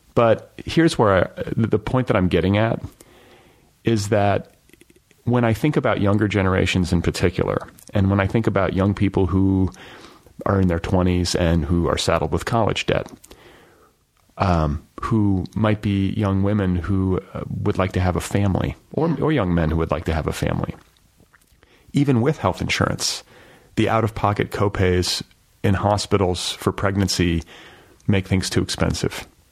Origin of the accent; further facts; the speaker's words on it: United States; the privilege of growing up here